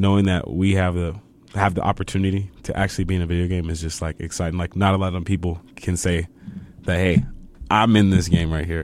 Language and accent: English; Fontana, California, United States; moved away as an adult; now in El Paso, United States; I'm from Fontana, California